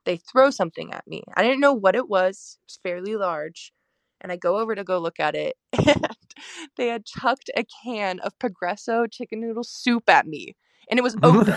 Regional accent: Oregon, United States; I'm from the United States, Oregon, to be specific

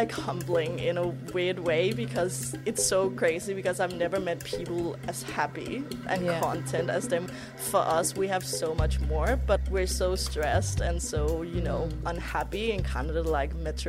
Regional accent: midwestern Jutland, Central Denmark Region, Denmark; moved away as an adult; also born or lived in Copenhagen, Denmark; now in Brisbane, Australia; I'm from a very small town in kind of like the midwestern part of Jutland in Denmark. Grandparents were literally like farmers. So quite countryside

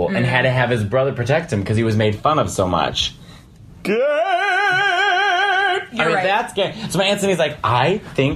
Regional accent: Chicago, Illinois, United States; we're from Chicago

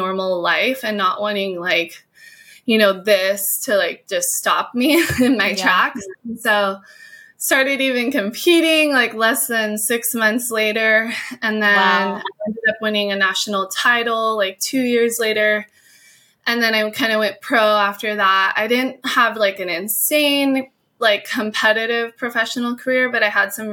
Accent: Hawaii, United States; I was born and raised in Hawaii, and my whole family surfed

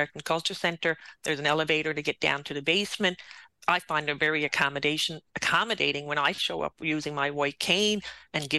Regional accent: St. John's, Newfoundland and Labrador, Canada; being a townie

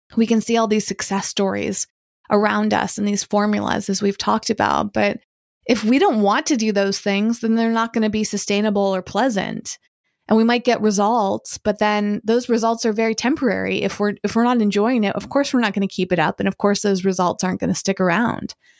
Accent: Hudson, Massachusetts, United States; I was born in Massachusetts, but my parents were living in this small town of Hudson, Massachusetts.

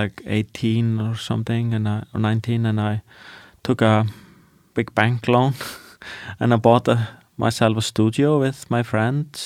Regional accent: Iceland; growing up in Iceland, where it's like dark and depressing 9 months of the year and cold

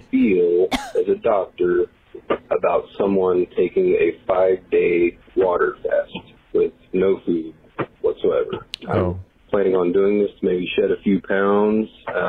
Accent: Kansas City, Missouri, United States; I'm from Kansas City, Missouri.

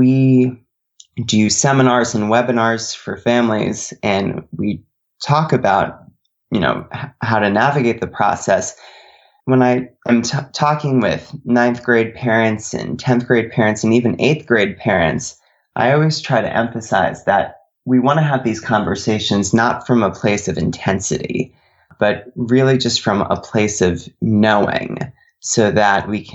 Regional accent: Connecticut, United States; I grew up in Connecticut

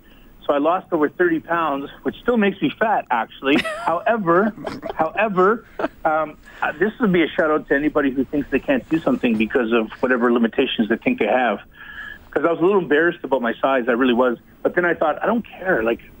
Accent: Western Canada, Canada; I meet many Canadians from the West, and I'm from the West

